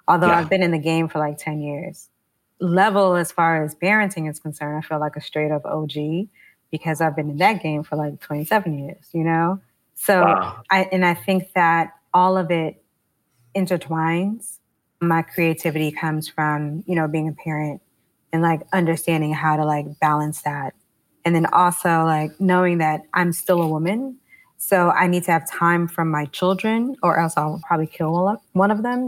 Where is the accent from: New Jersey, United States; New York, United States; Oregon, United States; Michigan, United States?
New York, United States; New York City; I grew up in Harlem during the crack era in the 80s.